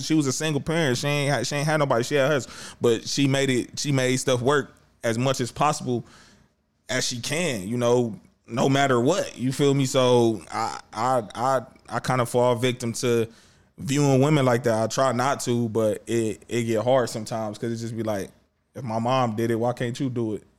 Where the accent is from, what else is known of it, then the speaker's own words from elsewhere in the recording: Cleveland, Ohio, United States; Cleveland, we proud to say we from the city